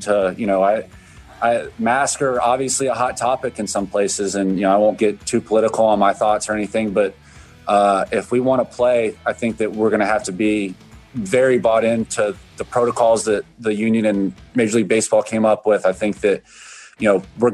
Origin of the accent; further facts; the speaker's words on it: Florida, United States; I'm from Florida. I read my local paper every day